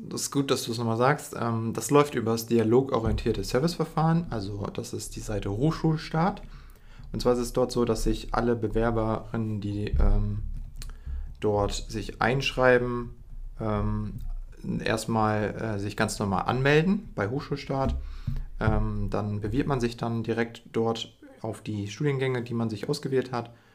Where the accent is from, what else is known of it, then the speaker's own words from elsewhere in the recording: Emden, Lower Saxony, Germany; ich bin auch in Emden aufgewachsen, das heißt, ich bin ein Lokaler